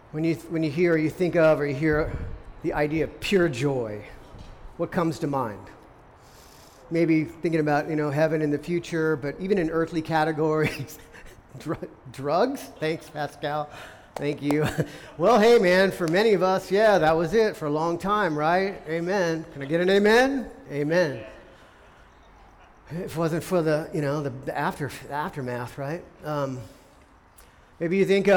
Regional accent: San Diego, California, United States; I was born here in San Diego

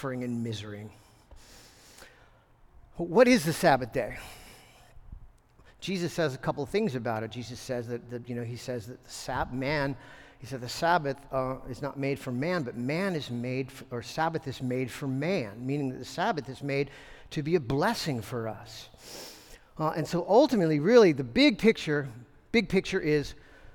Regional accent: United States

